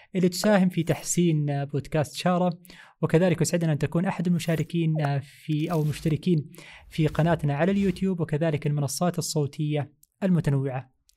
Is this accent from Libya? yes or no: no; Jeddah, Makkah Province, Saudi Arabia; نحن عندنا في جدة